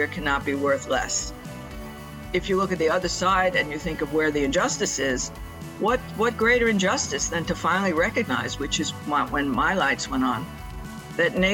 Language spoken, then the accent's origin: English; New York City, New York, United States; I was born in New York City, and I still live in the northeast of the United States